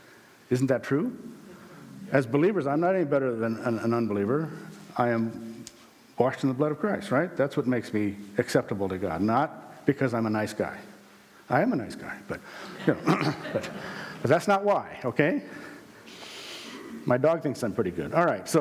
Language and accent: English; South Dakota, United States; born there; I was born in South Dakota. I was born again in Concord at age 16.